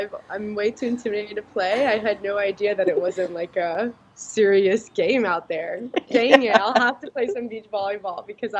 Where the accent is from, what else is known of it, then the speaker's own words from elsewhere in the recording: Florida, United States; We're not like that ever because we're from Florida.